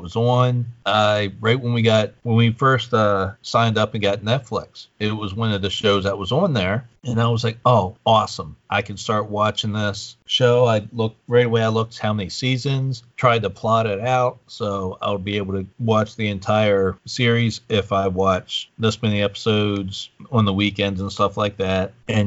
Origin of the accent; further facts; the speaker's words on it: East Coast, United States; growing up on the East Coast